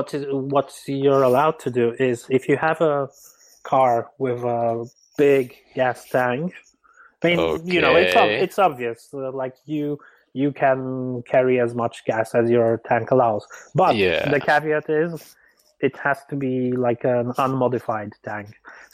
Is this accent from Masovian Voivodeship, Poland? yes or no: no; Warmian-Masurian Voivodeship, Poland; born or raised there; moved away